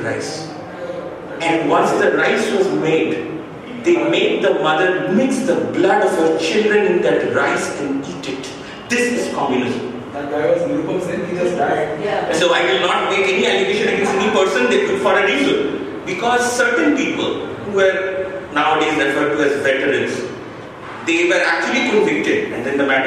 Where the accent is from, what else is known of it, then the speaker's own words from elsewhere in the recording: West Bengal, India; I'm from Bengal